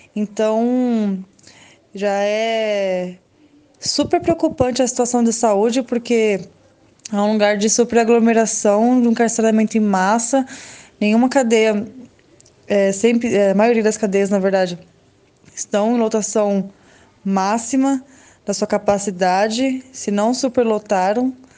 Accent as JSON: {"language": "Portuguese", "region": "São Paulo", "country": "Brazil", "tie": "born or raised there", "said": "aqui do meu bairro mesmo, na rua da, da minha casa, onde eu nasci e cresci, na Zona Leste"}